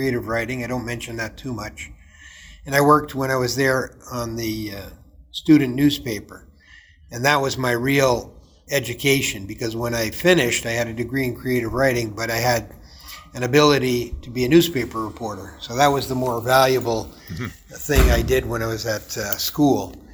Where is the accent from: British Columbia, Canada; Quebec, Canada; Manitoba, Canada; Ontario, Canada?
Ontario, Canada; Toronto; I grew up in Toronto. Now, not downtown Toronto proper, but in an area called Downsview